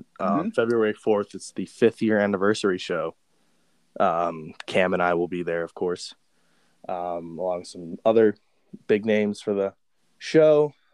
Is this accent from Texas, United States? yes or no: yes; Dallas-Fort Worth area, Texas, United States; moved away; I grew up in the Dallas-Fort Worth area a little bit